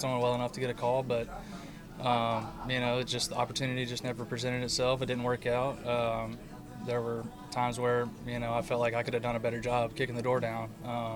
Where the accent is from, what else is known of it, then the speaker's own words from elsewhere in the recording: Monroe, Louisiana, United States; now in Lafayette, United States; I live in Lafayette, Louisiana, and I grew up in Monroe